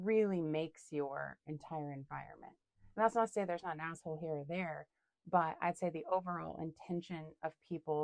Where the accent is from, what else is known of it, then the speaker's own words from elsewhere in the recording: Seattle, Washington, United States; moved away as an adult; now in Wisconsin, United States; I'm from Seattle.